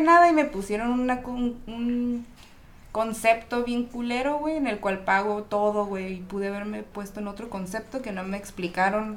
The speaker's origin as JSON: {"language": "Spanish", "town": "Ensenada", "region": "Baja California", "country": "Mexico", "moved": "yes", "lives_now": "Tijuana, Mexico", "said": "Soy de Ensenada, pero tengo rato aquí en Tijuas"}